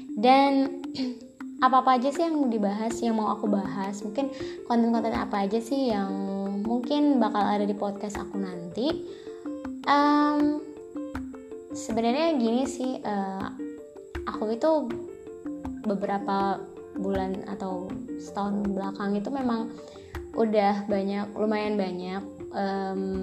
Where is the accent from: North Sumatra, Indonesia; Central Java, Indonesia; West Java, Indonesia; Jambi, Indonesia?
Jambi, Indonesia; aku berasal dari Jambi